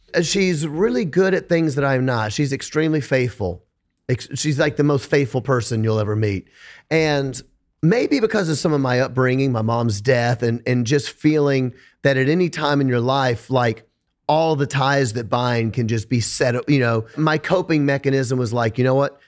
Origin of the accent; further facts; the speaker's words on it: Memphis, Tennessee, United States; I'm from Memphis, Tennessee.